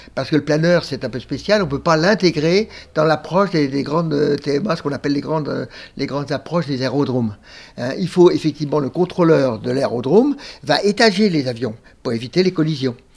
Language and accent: French; Montreuil, Île-de-France, France; also born or lived in Romainville; on habitait Romainville à l'époque, en 1940, en 1939, pardon. Et à la fin de 40, après, on est revenu d'Exode, on est, on, est, venu à Montreuil